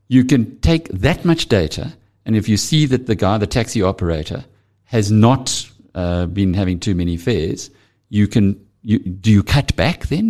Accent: KwaZulu-Natal, South Africa; I'm from KwaZulu-Natal

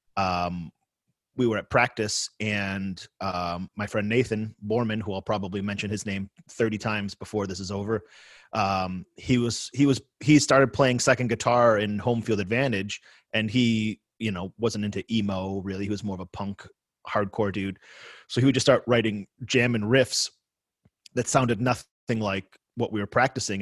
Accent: Sloan, New York, United States; moved away; I grew up in Sloane, New York, which is a tiny village in the edge of Cheektowaga

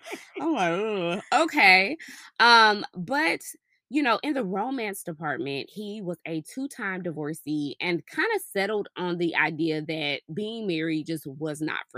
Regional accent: DeSoto, Texas, United States; now in Frisco, United States; Yeah, I'm from Dallas.

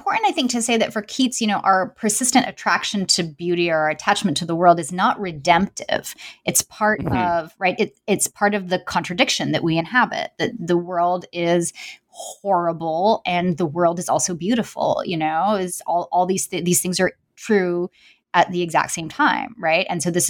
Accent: New York City, New York, United States; I mean, I grew up, I'm from New York City, you know, and I was a young child during the 90s

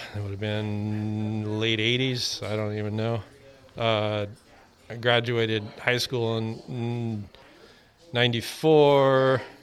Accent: Pismo Beach, California, United States; moved away; also born or lived in San Francisco; I moved up to the city in 95. I grew up in Pismo Beach

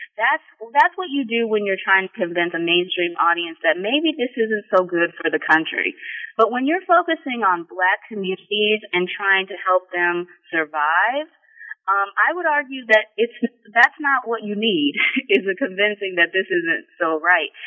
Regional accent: Sugar Land, Texas, United States; moved away as an adult; also born or lived in Delaware, Ohio / College Park, Maryland; now in Columbus, United States; I was born and raised in Sugar Land, Texas, um, which is not far from Houston, Texas.

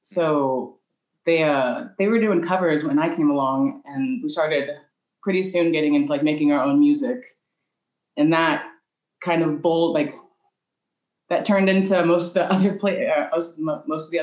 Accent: St. Louis, Missouri, United States; first language English; moved away as an adult; now in Lyon, France; I grew up in St. Louis where there is wealth, but you don't see it

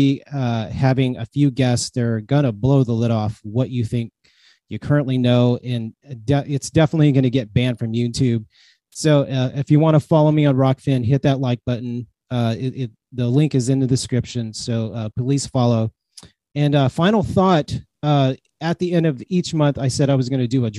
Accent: Bay Area, Northern California, United States; moved away as an adult; now in Dallas, United States; Originally from Northern California, like the Bay Area

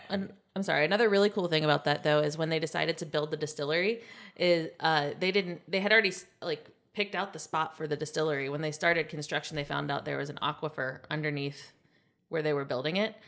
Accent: Ohio, United States; I was born in Ohio

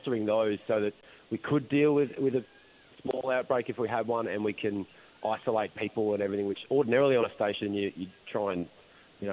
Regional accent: Melbourne, Victoria, Australia; I'm from Melbourne

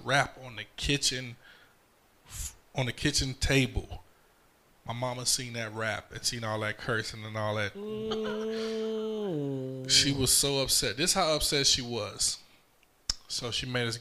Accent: New York City, New York, United States; also born or lived in Brooklyn; now in Fayetteville, United States; I was born in Harlem Hospital.

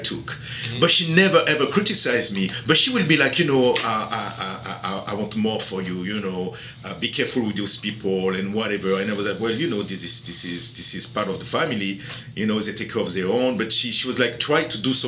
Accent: border with Italy, Provence-Alpes-Côte d'Azur, France; English is a second language; also born or lived in Miami, United States; now in Louisiana, United States; I am from France, south of France, right at the border with Italy. Actually, I am half French, half Sicilian.

